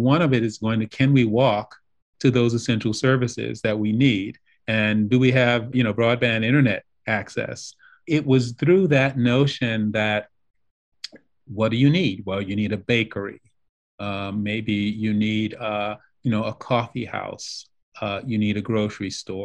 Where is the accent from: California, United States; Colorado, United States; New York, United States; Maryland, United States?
New York, United States; also born or lived in Detroit, United States / Italy; now in Chicago, United States; I'm originally a New Yorker